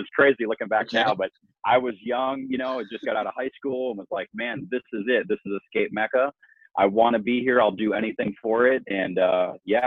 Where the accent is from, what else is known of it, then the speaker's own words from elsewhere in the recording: Fort Myers, Florida, United States; also born or lived in Tampa; grew up in Fort Myers.